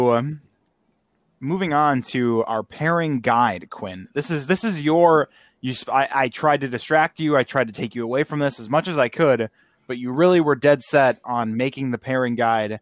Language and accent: English; Wisconsin, United States; I am from Wisconsin.